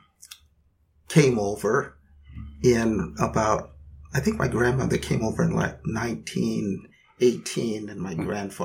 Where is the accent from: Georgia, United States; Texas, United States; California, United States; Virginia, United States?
California, United States; Southern; moved away as an adult; also born or lived in Thousand Oaks, California; now in Portland, United States; I grew up in Southern California. And when I was about 11, I moved to a place called Thousand Oaks